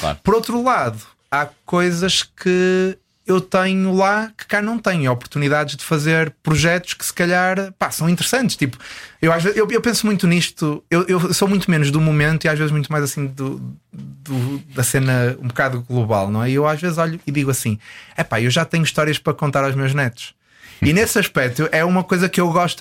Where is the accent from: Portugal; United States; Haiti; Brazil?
Portugal; Porto, Norte; moved away as an adult; tenho muitas saudades de Portugal, especificamente do Porto, de onde eu, de onde eu sou